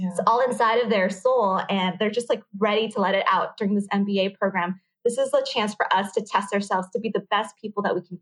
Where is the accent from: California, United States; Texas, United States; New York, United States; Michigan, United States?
California, United States; San Diego; first language Vietnamese; English is a second language; moved away as an adult; also born or lived in Los Angeles, California; now in London, United Kingdom; English is actually my second language. I grew up learning nothing but Vietnamese growing up in San Diego, California